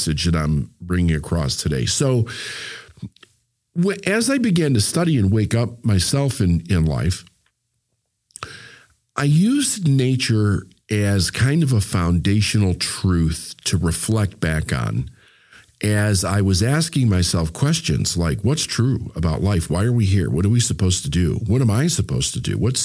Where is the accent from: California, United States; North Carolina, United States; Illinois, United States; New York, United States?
Illinois, United States; Chicago; I was born in June. So in Chicago